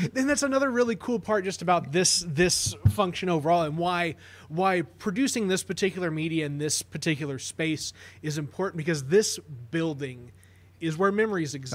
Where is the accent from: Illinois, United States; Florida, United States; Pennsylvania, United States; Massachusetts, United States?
Illinois, United States; Carbondale; growing up in Carbondale